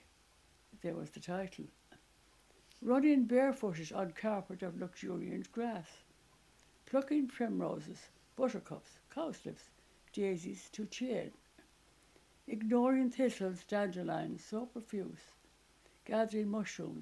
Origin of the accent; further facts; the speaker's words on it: Ireland; moved away as an adult; also born or lived in England; only a couple of us who remained in Ireland. And afterwards, I came back to Dublin